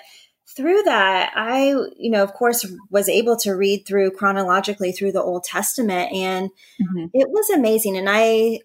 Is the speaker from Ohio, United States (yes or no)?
yes; Northwest Ohio, United States; I also live in Ohio, but in the Northwest part